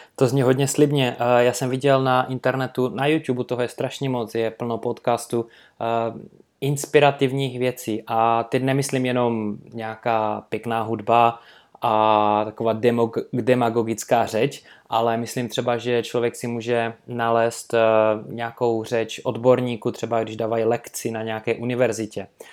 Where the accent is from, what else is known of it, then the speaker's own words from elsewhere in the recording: Karviná, Moravian-Silesian Region, Czechia; also born or lived in Manchester, England; jsem šel potom na univerzitu u nás v Karvine, Sleská univerzita